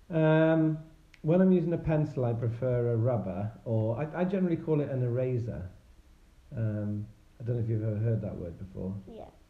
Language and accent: English; Wales, United Kingdom; now in Bath, United Kingdom; I'm originally from Wales, but uh, these days I live in uh, in Bath, the um, World Heritage City in Somerset